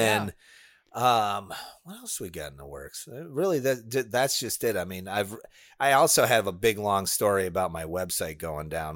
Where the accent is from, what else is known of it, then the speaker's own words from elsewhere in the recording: Illinois, United States; now in Florida, United States; I grew up in Illinois